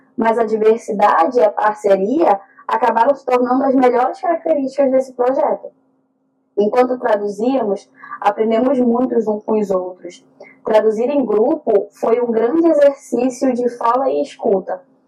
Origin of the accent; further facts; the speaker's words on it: North Region, Brazil; Eu e Vácia somos do norte do Brasil